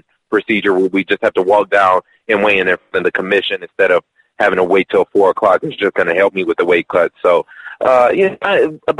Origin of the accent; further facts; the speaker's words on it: Detroit, Michigan, United States; now in Las Vegas, United States; I'm from Detroit.